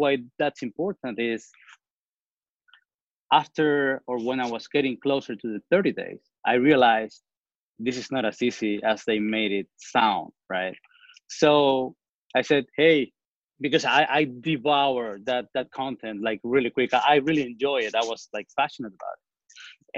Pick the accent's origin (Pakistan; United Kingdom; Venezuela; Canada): Venezuela; also born or lived in New Orleans, United States; now in Houston, United States; So I'm originally from Venezuela. I've been here in the States since 2003.